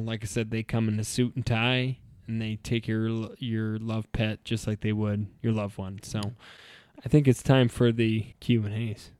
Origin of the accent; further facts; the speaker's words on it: Idaho, United States; we're from Ida, so, like, cows and stuff are pets